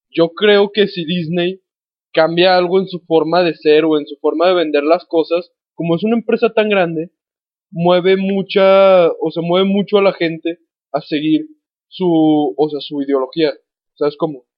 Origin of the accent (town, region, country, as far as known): Mexico